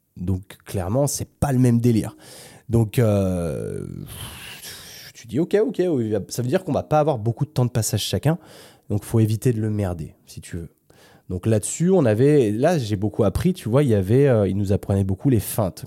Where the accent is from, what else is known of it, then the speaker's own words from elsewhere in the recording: France; je suis français